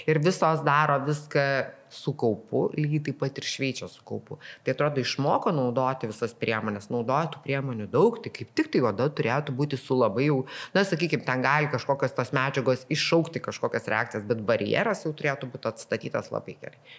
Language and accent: Lithuanian; Lithuania; Nes realiai paėmus mes lietuviai esam to šiūrė, nu, ne, ne visai šiūrėtiško, kiltiško skaitosi skandinaviško